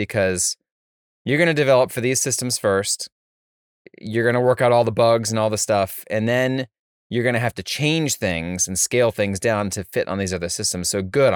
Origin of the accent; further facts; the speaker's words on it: Florida, United States; I grew up in Florida for the most part